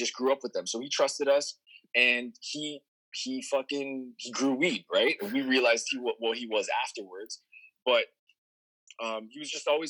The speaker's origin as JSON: {"language": "English", "town": "Brampton", "region": "Ontario", "country": "Canada", "tie": "born or raised there", "also_born_or_lived": "Toronto", "said": "So I grew up in Brampton. Brampton was like suburbs, right?"}